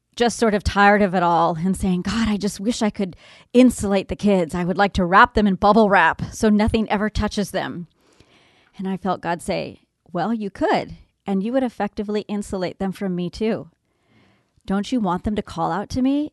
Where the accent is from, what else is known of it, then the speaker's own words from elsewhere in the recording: Southern California, United States; I grew up in Southern California